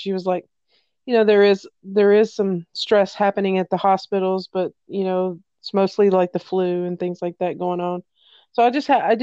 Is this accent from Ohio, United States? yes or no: no; Tennessee, United States; I was raised in Tennessee